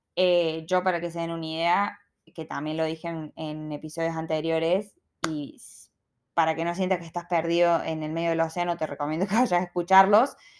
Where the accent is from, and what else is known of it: Argentina; moved away as an adult; also born or lived in Sydney, Australia; now in Melbourne, Australia